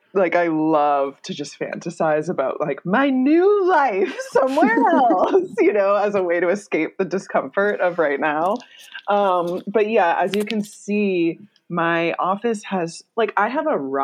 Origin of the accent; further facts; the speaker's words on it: New Jersey, United States; I grew up in New Jersey